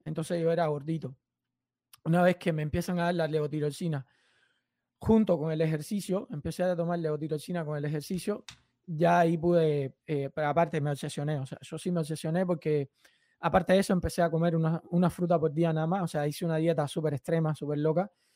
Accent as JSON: {"language": "Spanish", "country": "Cuba", "moved": "yes", "lives_now": "United States", "said": "soy cubano"}